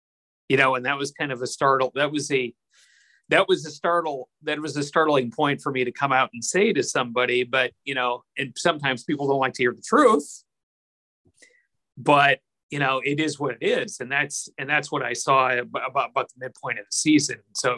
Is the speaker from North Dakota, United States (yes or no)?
yes; North Dakota, United States; my home state of North Dakota